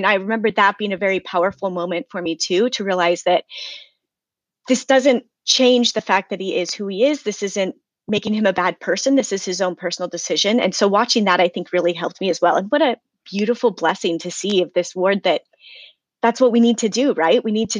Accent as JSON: {"language": "English", "region": "Idaho", "country": "United States", "tie": "born or raised there", "also_born_or_lived": "Pennsylvania / Ohio / Maryland / Virginia", "said": "So I grew up mostly in Idaho, although I have lived a handful of places. I've lived in Pennsylvania, Ohio, Maryland, Virginia, Oklahoma, Belize, Colorado, and now I'm back in Idaho."}